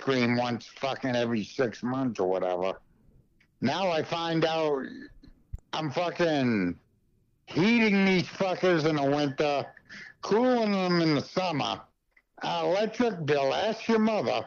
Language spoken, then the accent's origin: English; Westminster, Massachusetts, United States; moved away as an adult; also born or lived in Ashburnham, Massachusetts / Nashua, New Hampshire / Lunenburg, Massachusetts / Littleton, Massachusetts; now in Montana, United States; I'm from northern Worcester County. From the fucking boondocks, man. I grew up in Westminster, went to high school in Ashburnham